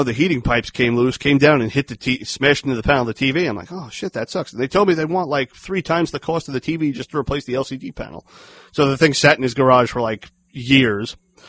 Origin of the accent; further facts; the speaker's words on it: Dayton, Ohio, United States; born there; No, I was born in Dayton, so.